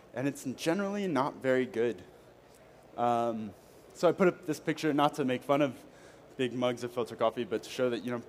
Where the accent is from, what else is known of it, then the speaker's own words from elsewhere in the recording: United States; moved away as an adult; now in Paris, France; I am an American living in Paris. I've been there almost 3 years now